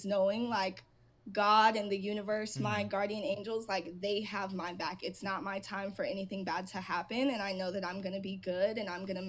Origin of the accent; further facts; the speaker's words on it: an hour from LA, California, United States; I get to drive an hour back home and I'm in my hometown